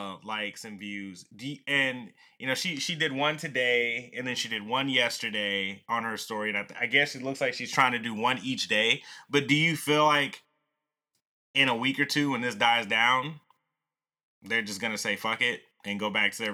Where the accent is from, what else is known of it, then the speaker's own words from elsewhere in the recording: the South, United States; You know, growing up in the South, you learn a lot about Southern culture, all right?